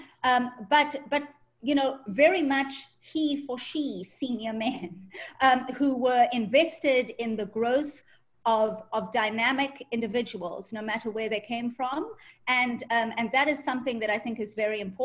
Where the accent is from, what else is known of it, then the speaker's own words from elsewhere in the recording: South Africa; moved away as an adult; also born or lived in Ireland; now in United States; I'm ethnically Indian, but I grew up in South Africa